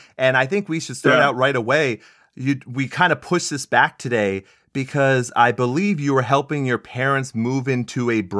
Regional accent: Texas, United States; I grew up in Texas, you know, I moved all over the world, but there's something about Arizona, man.

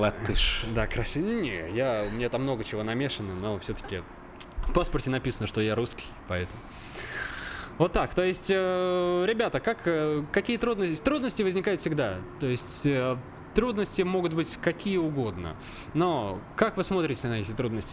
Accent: Obninsk, Kaluga Oblast, Russia; я родился в городе Обнинске, Калужской ага. области

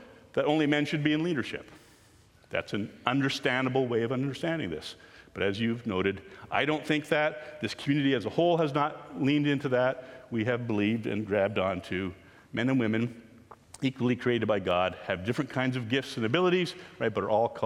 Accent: Canada; We are Canadian people following Jesus

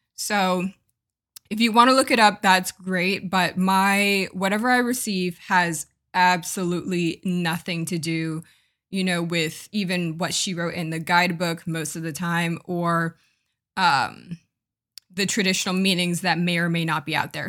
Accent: United States; I'm from America and I'm from more of a I guess, not progressive, but, like, maybe more of a liberal versus conservative part of America

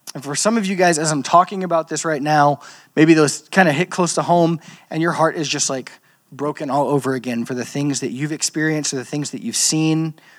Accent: Louisiana, United States; I'm from Louisiana, um, the land of cultural Christianity

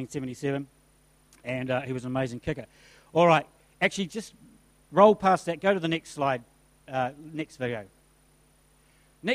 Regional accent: Christchurch, Canterbury, New Zealand; moved away; I grew up in Christchurch, so I bleed red and black

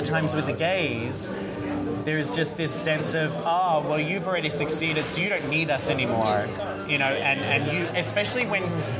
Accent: Australia; accent: Americanized; now in United States; even though I have a very Americanized accent now because nobody could understand me when I first moved here, I'm Australian. Growing up in Australia, they love the underdog.

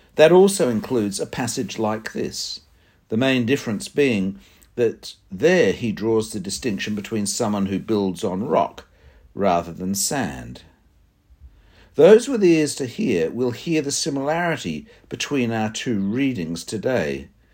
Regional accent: Sydney, New South Wales, Australia; I did a lot of my growing up in Sydney. I went to a high school at Irmington and university at North Ryde.

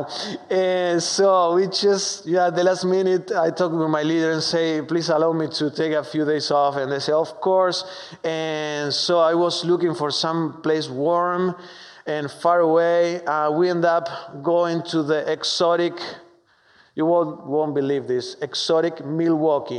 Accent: Argentina; English is a second language; moved away as an adult; now in United States; I am from Argentina, so excuse my strong accent

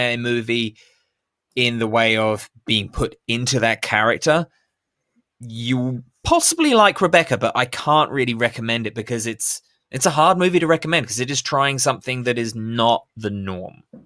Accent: United Kingdom; I'm British

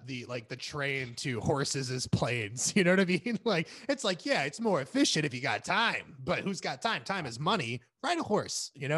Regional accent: Florida, United States; now in California, United States; We grew up in Florida, and especially a part of Florida that still had some farmland next to it.

